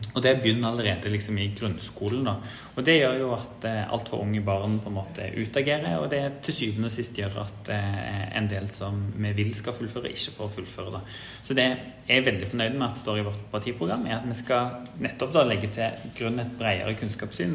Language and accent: Norwegian; Stavanger, Rogaland, Norway; jeg er jo fra Rogaland og født og oppvokst i Stavanger